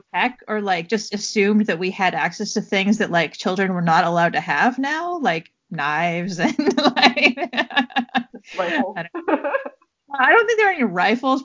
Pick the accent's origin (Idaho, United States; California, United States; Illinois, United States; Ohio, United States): California, United States; Southern; we grew up in Southern California